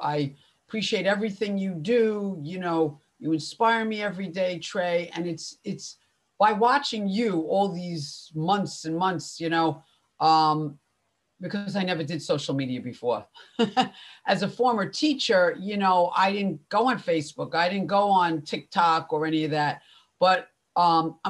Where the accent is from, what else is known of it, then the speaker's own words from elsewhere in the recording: Long Island, New York, United States; also born or lived in Spain; I'm from New York, everyone, if you can't tell by my accent, Long Island to be specific